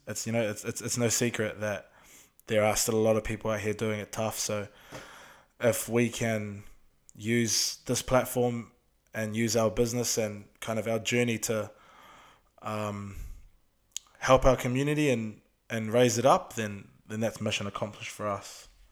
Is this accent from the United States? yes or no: no; Auckland, New Zealand; we're from Auckland, we're from South Auckland.